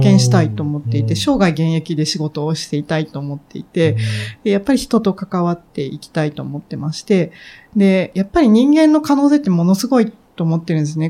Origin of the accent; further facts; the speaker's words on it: Hiroshima, Japan; 私、もともとあの、 広島で育ったんですね。